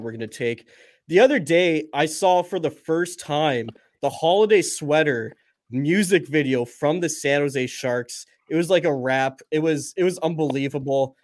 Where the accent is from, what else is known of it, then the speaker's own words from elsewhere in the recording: Canada; as a Canadian